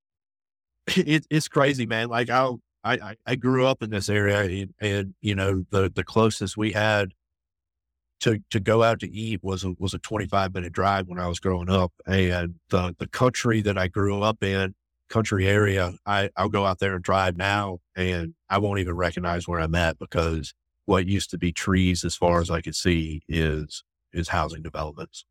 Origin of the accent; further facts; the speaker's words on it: Raleigh, North Carolina, United States; grew up outside of Raleigh